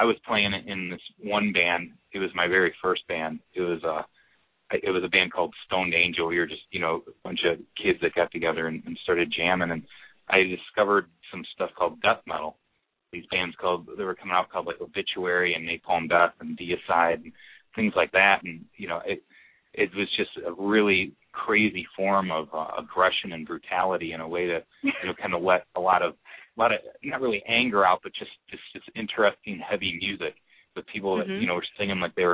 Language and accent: English; Schaumburg, Illinois, United States; me and Adam both grew up here in Chicago, actually in the suburbs of Chicago, but we just call it Chicago rather than sitting there and saying, I'm from Schaumburg, Illinois